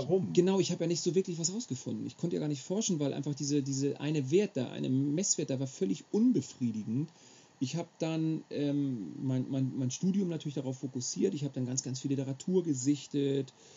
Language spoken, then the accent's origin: German; Schleswig-Holstein, Germany; ich bin gebürtiger Schleswig-Holsteiner